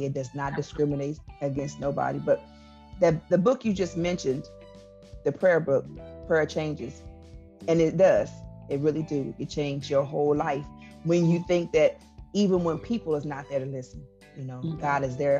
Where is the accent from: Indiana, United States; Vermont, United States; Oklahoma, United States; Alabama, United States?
Oklahoma, United States; Enid; now in Ponca City, United States; I am originally from Enid, Oklahoma